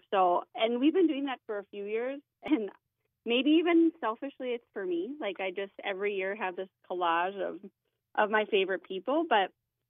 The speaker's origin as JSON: {"language": "English", "town": "Ada", "region": "Minnesota", "country": "United States", "tie": "born or raised there", "said": "I grew up in Ada during the flood of 97"}